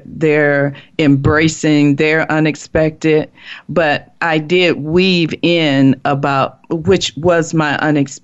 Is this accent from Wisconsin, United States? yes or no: no; Chicago, Illinois, United States; I'm from Chicago, and I grew up there, went to school there.